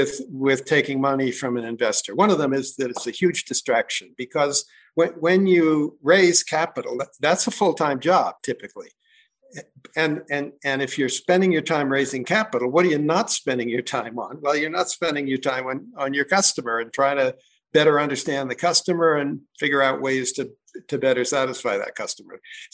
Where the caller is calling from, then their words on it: Crested Butte, Colorado, United States; I'm calling in from a little mountain town called Crested Butte, Colorado.